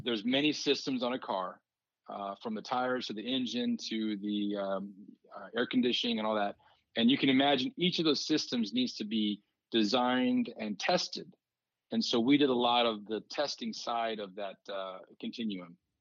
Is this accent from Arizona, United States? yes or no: yes; Douglas, Arizona, United States; So I grew up in Douglas, which is in Cochise County, right on the border of Mexico